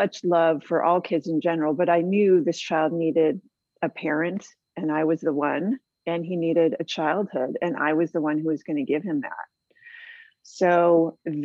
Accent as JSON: {"language": "English", "town": "San Diego", "region": "California", "country": "United States", "tie": "born or raised there", "also_born_or_lived": "Boston / Hawaii / Canada / Australia", "said": "I was raised here in San Diego"}